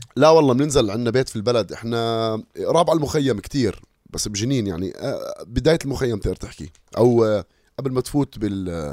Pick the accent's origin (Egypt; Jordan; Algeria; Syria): Jordan; Amman, Amman Governorate; انا فلسطيني اردني لانه انا فلسطيني اردني تربيت في عمان